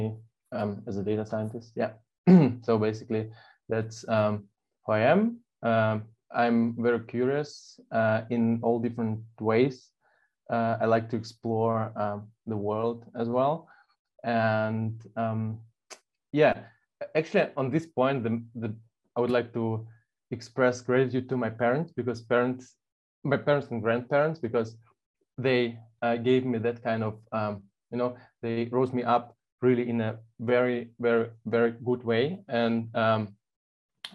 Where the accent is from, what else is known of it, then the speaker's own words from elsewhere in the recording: Belarus; English is a second language; moved away as an adult; also born or lived in Hanover, Germany; now in Hamburg, Germany; I'm from Belarus by birth. I was grown up in Belarus and lived till I turned 18. And when I was 18, I moved to Germany